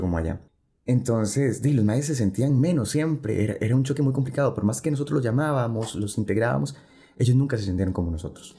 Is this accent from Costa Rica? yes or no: yes; Costa Rica